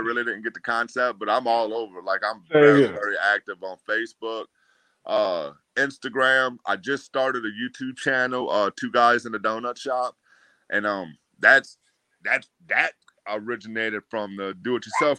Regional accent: New Orleans, Louisiana, United States; born or raised there

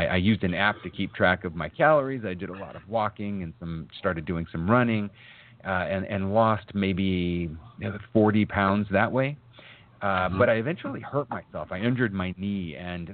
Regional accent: Arizona, United States; also born or lived in Massachusetts; I was born in Massachusetts. We moved out to the desert in Arizona when I was about 2.5, 3 years old

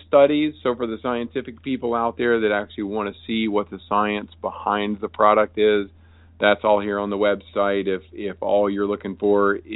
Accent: Wilmington, North Carolina, United States; my hometown of Wilmington, North Carolina

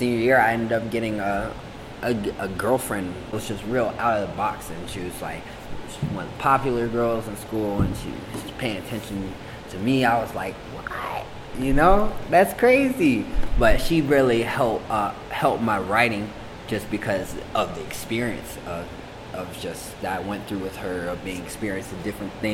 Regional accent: Colorado, United States; I'm from Colorado

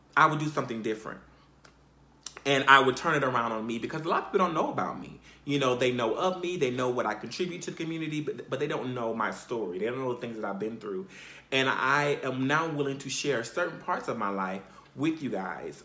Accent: Conway, South Carolina, United States; I basically was raised for the most part in South Carolina. And I'm, I'm from a place called Conway, Conway, South Carolina.

